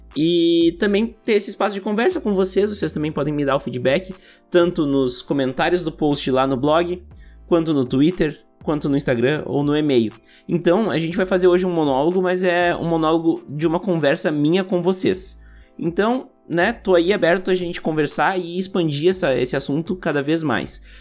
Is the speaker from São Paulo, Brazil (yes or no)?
no; Montenegro, Rio Grande do Sul, Brazil; E a gente cresceu ouvindo aqui em Montenegro